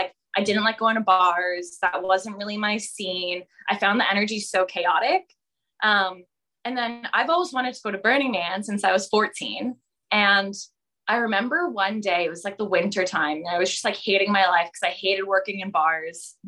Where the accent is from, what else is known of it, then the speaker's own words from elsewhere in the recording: Ontario, Canada; I am originally from Canada. I grew up in Ontario.